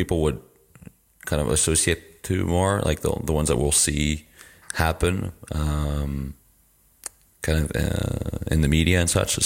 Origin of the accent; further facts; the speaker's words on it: Canada; now in Lille, France; I'm a Canadian user experience designer and developer and based in Lille, France